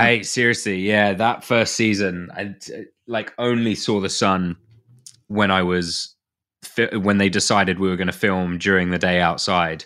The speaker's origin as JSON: {"language": "English", "country": "United Kingdom", "said": "being British"}